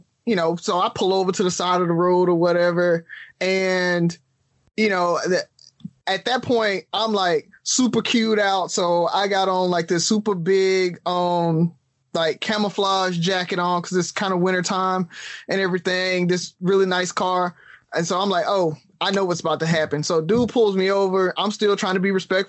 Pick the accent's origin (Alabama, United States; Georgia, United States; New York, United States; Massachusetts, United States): Alabama, United States; growing up in the South